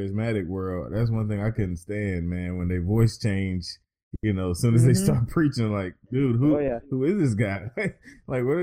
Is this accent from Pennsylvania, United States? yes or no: no; North Carolina, United States; my home state